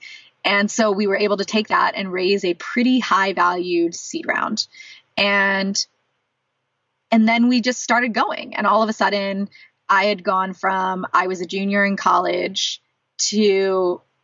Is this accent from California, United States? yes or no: yes; San Diego, California, United States; also born or lived in San Francisco Bay Area, California; now in Los Angeles, United States; I'm from San Diego originally, which is about a 2-hour drive from there.